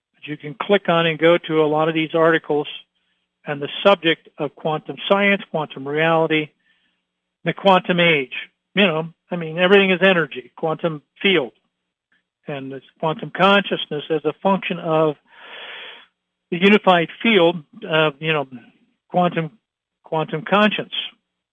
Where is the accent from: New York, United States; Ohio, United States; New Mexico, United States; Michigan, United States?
Ohio, United States; Troy; I grew up in Troy, Ohio.